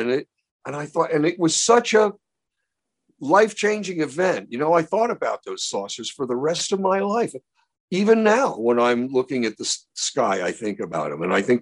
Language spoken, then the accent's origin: English; Baltimore, Maryland, United States; When I was a kid growing up in Baltimore, I would meet a lot of these wise guys